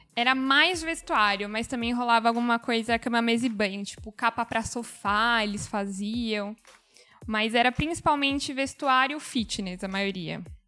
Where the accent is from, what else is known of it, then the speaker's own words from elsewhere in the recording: São Paulo, Brazil; eu sou de São Paulo